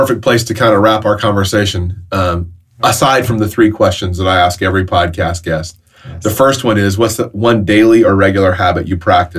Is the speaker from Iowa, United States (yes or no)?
no; Alabama, United States; now in Mississippi, United States; growing up in Alabama and living in Mississippi, where all the pine trees are actually in rows